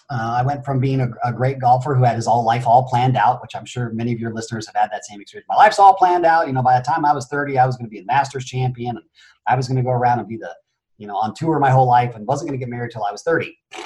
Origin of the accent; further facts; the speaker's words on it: Phoenix, Arizona, United States; born there; also born or lived in Japan; I was born in Phoenix, Arizona, and within a matter of months, I was off to Japan due to my mother and my father.